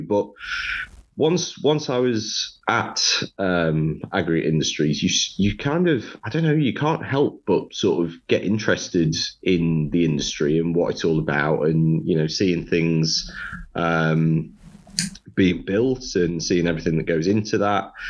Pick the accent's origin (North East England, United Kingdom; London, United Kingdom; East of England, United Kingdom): North East England, United Kingdom; Sunderland; moved away as an adult; also born or lived in Loughborough; born and raised in Sunderland